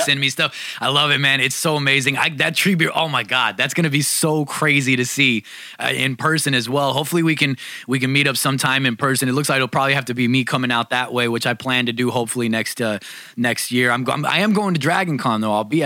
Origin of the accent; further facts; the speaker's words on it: New York City, New York, United States; now in California, United States; I'm from New York. I'm from Brooklyn